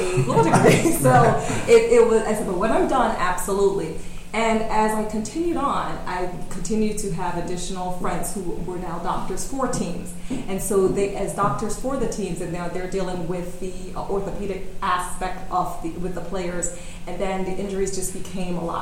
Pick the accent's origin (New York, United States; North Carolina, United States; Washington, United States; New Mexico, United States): New York, United States; New York City; moved away as an adult; also born or lived in California; Right here in New York City